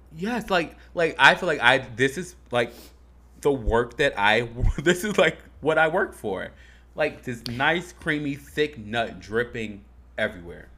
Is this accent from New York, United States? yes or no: no; Harvey, Illinois, United States; I'm from Harvey, Illinois.